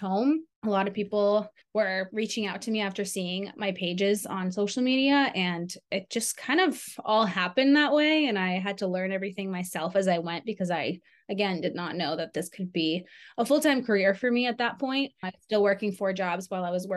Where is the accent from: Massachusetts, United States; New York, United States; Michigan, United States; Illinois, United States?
Massachusetts, United States; Cape Cod; also born or lived in Ukraine; It's on Cape Cod in Massachusetts. It's like a little vacation town.